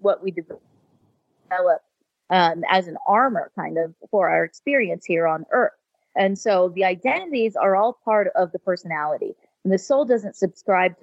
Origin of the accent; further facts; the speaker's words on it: California, United States; I was raised in California and spent most of my life in the Silicon Valley